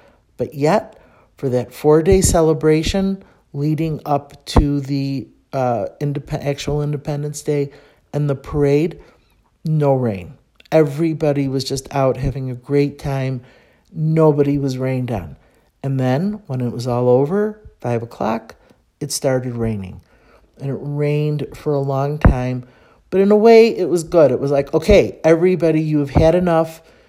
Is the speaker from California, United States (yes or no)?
no; Chicago, Illinois, United States; moved away as an adult; now in Mexico City, Mexico; Because I'm from Chicago